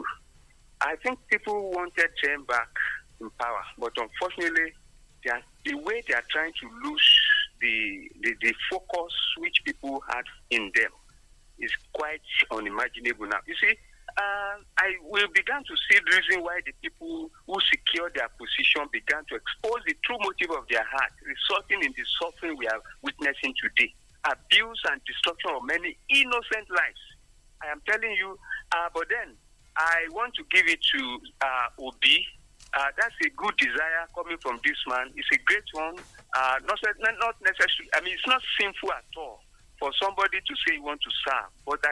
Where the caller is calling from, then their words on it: Abeokuta, Ogun State, Nigeria; from Abeokuta.